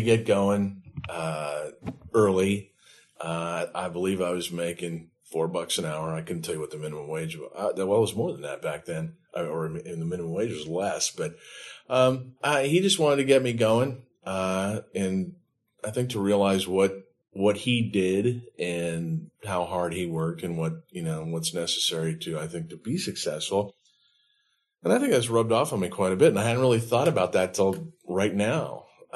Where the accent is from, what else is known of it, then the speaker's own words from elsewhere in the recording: San Mateo, California, United States; also born or lived in San Diego, California; In San Mateo, California, just kind of right in between San Francisco and Stanford University.